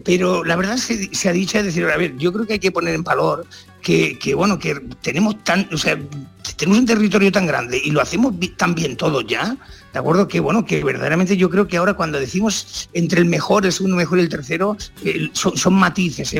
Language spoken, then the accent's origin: Spanish; Valle de los Pedroches, Andalusia, Spain; moved away; para mí esa es mi tierra